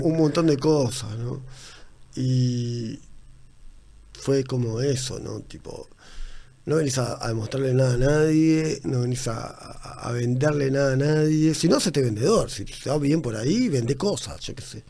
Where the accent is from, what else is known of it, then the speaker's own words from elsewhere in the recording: Uruguay; also born or lived in Tacuarembó; soy uruguayo